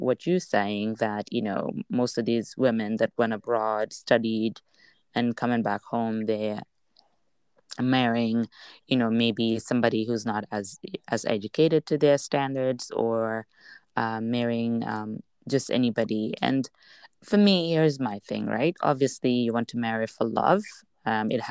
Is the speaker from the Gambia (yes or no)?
yes; Kanifing South, Gambia; I grew up in Kanafing South